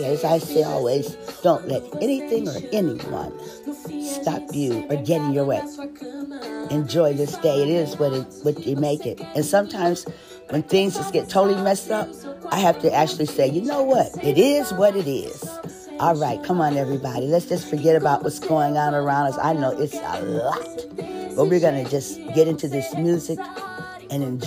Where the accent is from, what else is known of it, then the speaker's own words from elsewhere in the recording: Ohio, United States; I am actually from Ohio